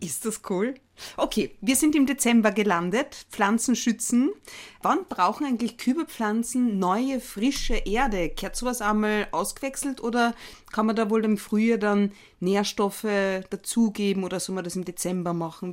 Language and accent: German; Carinthia, Austria; eine gebürtige Kärntnerin wie mich